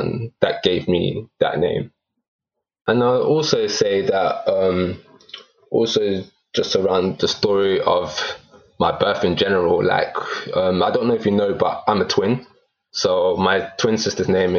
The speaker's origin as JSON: {"language": "English", "region": "England", "country": "United Kingdom", "tie": "born or raised there", "said": "I've born and brought up in England"}